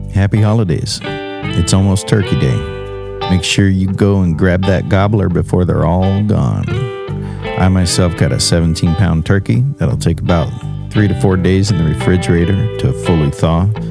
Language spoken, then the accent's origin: English; Eagle River, Alaska, United States; also born or lived in Texas; I am from Alaska. I grew up in Eagle River. I was born down in uh, Texas and moved up here when I was about three years old and never left except to travel